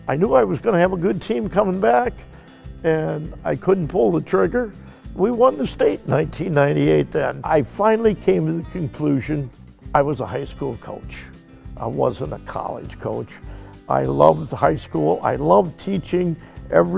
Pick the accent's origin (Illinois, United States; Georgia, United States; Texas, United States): Illinois, United States; Galena; moved away as an adult; now in Cuba City, United States; I left Galena, Illinois, which was my hometown